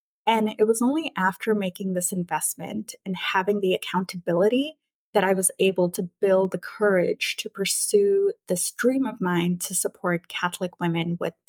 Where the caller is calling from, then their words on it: Vancouver, British Columbia, Canada; I'm joining you from Vancouver in British Columbia, Canada.